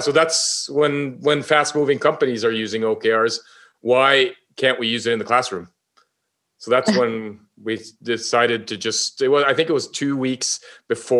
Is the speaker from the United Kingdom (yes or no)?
no; Northern Norway, Norway; I'm from Norway, obviously, up in the north